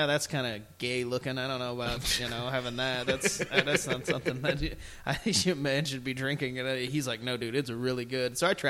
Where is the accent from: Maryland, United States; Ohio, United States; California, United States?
Ohio, United States; Toledo; born or raised there